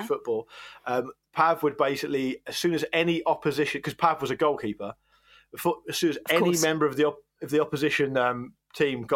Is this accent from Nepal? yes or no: no; Gosport, South East England, United Kingdom; I grew up in Gosport